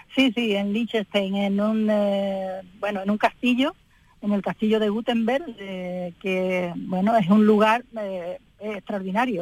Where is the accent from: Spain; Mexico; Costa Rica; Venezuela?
Spain; Álora, Andalusia; en mi pueblo pues eh, hayan tenido a bien hacerme pues ese reconocimiento